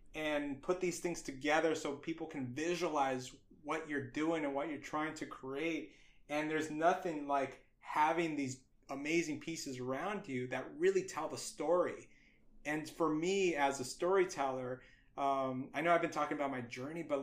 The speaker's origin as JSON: {"language": "English", "town": "Los Angeles", "region": "California", "country": "United States", "tie": "born or raised there", "said": "I could talk about being a Latino, my culture of being, you know, growing up"}